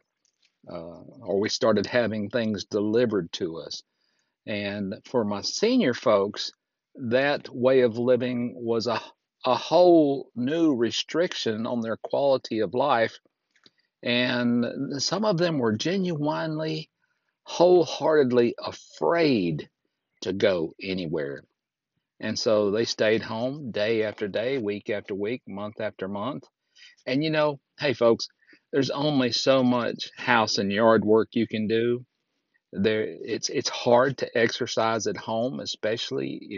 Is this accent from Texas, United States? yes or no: no; Fort Payne, Alabama, United States; recording right here in my hometown of Fort Payne, Alabama, at the foot of Lookout Mountain